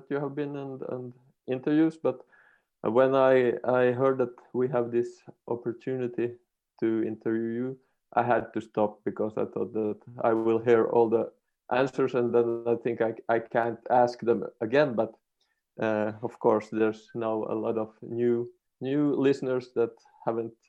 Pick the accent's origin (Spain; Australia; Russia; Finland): Finland; I'm from Finland